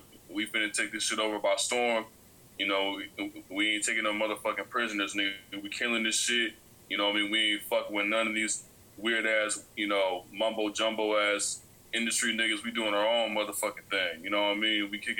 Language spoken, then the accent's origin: English; Beaumont, California, United States; You know, I'm from Beaumont, California, in Southern California.